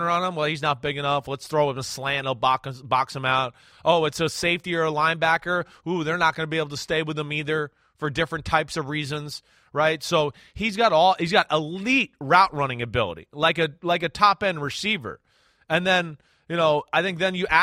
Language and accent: English; New Jersey, United States; moved away; also born or lived in Texas; I'm a blonde from Jersey and I went to Texas